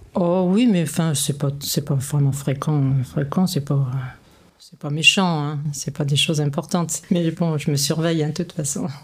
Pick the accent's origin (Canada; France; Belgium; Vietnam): France; Paris, Île-de-France; À euh, Paris, je suis pure parisienne